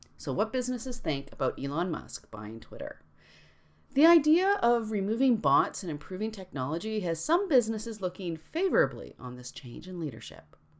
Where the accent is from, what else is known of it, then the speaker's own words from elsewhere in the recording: Canada; I'm Canadian